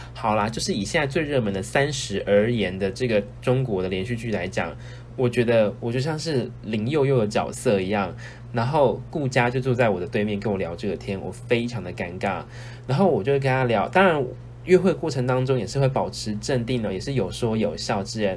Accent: Taiwan; moved away as an adult; now in Australia; 因为我是一个台湾人

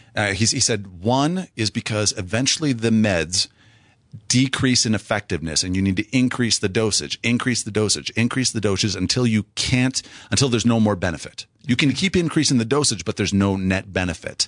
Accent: South Central Wisconsin, United States; moved away; I grew up in Wisconsin, South Central Wisconsin, and, uh, just thirty miles straight north of Madison

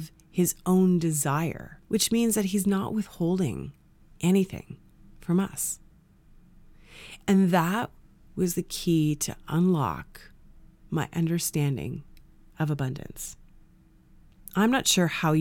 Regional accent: Canada; growing up in Canada

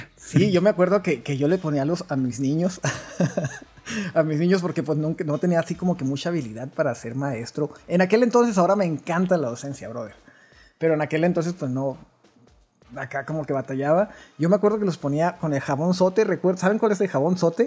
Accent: Delicias, Chihuahua, Mexico; soy de Las Puentes, mío, que es una ranchería muy, muy pequeña, pero tenemos cerquitas, lo más cerquitas es Delicias, Chihuahua

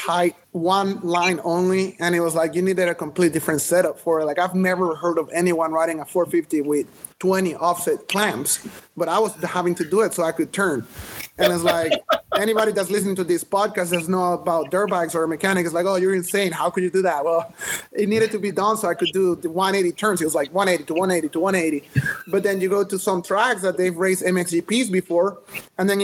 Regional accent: Venezuela; I grew up in Venezuela

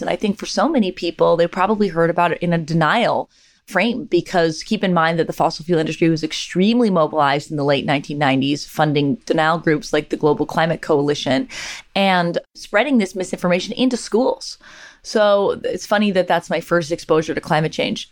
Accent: Canada; moved away; I'm from Canada

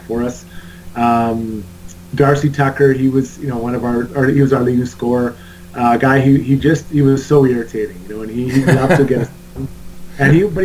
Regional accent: Edmonton, Alberta, Canada; I grew up playing in Edmonton

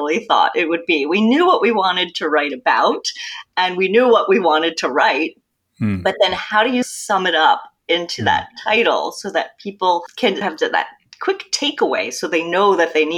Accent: New Jersey, United States; now in New York City, United States; I'm originally from New Jersey

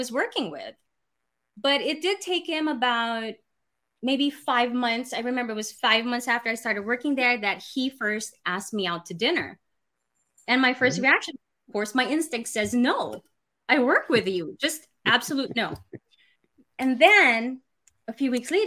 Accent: Philippines; also born or lived in New York City / Philadelphia / Anguilla; now in Houston, United States; I was born and raised in the Philippines, and I moved to New York City

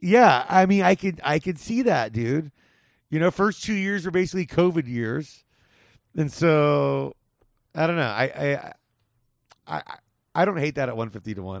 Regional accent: California, United States; where I grew up in California

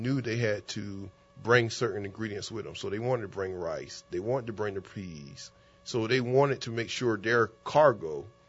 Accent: the South, United States; So, first of all, I'm from the South, and I'm a little biased because I'm from the South

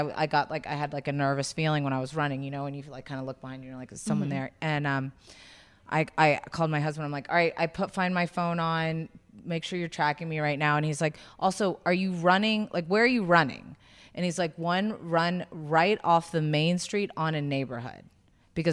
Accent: South Carolina, United States; moved away; I grew up in South Carolina

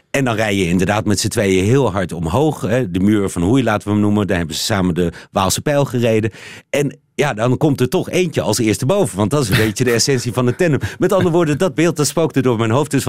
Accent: Belgium; Nou ben ik natuurlijk eh, daarmee mijn onkunde als Belg aan het aangeven dat ik dat niet heb

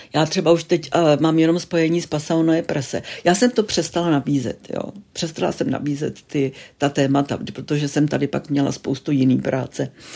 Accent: České Budějovice, South Bohemian Region, Czechia; moved away as an adult; also born or lived in Munich; já jsem narozená v Českých Budějovicích

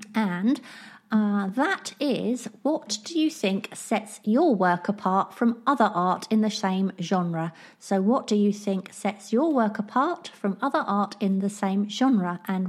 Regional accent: Scotland, United Kingdom; I'm Scottish, so I'd obviously say somewhere like Skye or the Highlands

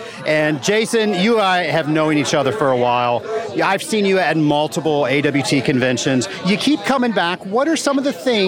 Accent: Georgia, United States; I'm from Georgia

